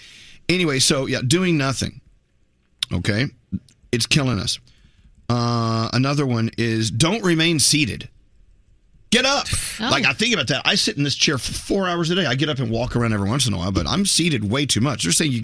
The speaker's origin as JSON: {"language": "English", "town": "McKinney", "region": "Texas", "country": "United States", "moved": "yes", "said": "I'm from McKinney, Texas."}